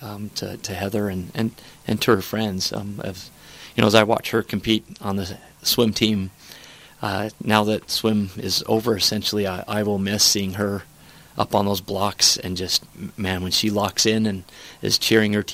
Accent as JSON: {"language": "English", "town": "Roosevelt", "region": "Utah", "country": "United States", "also_born_or_lived": "California", "said": "I'm from Roosevelt, Utah, here in Utah"}